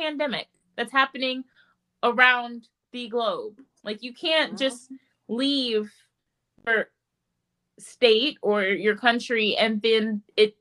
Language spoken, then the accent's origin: English; United States; we're American